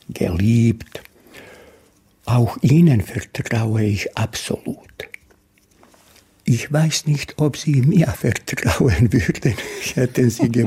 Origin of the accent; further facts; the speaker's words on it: Duvna, Federation of Bosnia and Herzegovina, Bosnia & Herzegovina; born there; Mein Geburtsort Duvna, die wunderschöne Stadt Mostar, äh, aus Split.